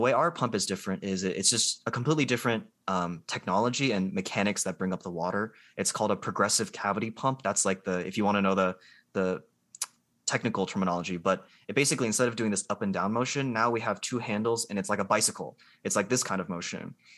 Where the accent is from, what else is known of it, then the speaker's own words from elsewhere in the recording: Columbus, Ohio, United States; also born or lived in Georgia; I'm from Columbus, Ohio. I grew up here